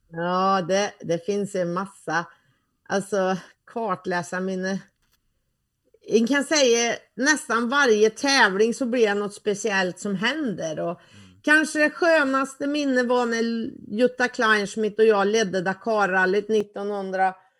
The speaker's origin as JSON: {"language": "Swedish", "region": "Värmland", "country": "Sweden", "accent": "Värmländska"}